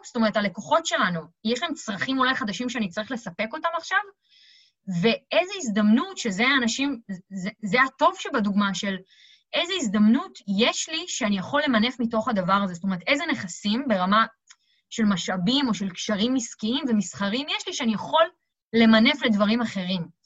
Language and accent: Hebrew; Israel; אנחנו מאוד טובים בזה כישראלים